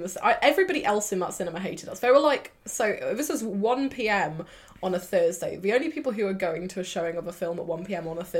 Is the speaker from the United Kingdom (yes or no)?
yes; Swansea, Wales, United Kingdom; also born or lived in Cardiff; I grew up in Swansea, moved to Cardiff University.